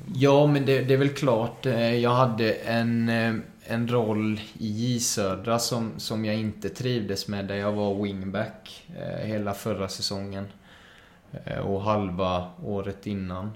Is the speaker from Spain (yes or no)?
yes; Málaga, Marbella, Andalusia, Spain; now in Sweden; är uppväxt i Spanien så det är mycket kaffe con leche där